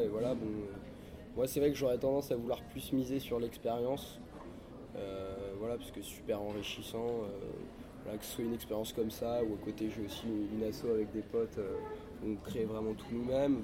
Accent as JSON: {"language": "French", "town": "Vannes", "region": "Brittany", "country": "France", "lives_now": "Rennes, France", "said": "à la base je suis de Vannes"}